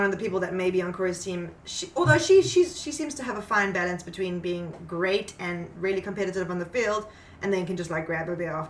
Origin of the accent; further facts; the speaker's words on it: South Africa; moved away; I'm South African